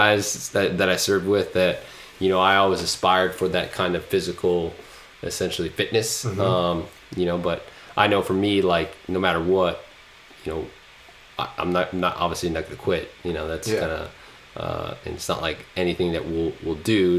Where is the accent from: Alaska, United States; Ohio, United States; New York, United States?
Alaska, United States; Anchorage; also born or lived in Las Vegas; even though I relate to growing up in the city, because I did, grew up in Anchorage, grew up in Las Vegas, and spent most of my t